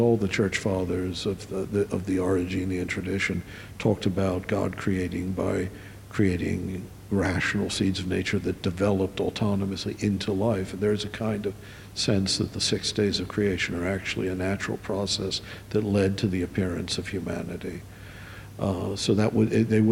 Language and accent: English; Maryland, United States; I come from Maryland, the land of Episcopalians and Jesuit-educated Catholics